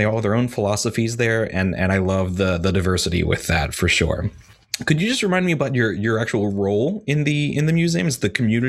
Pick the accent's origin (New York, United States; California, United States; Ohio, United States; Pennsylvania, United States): Pennsylvania, United States; York; now in Pittsburgh, United States; my hometown of York, Pennsylvania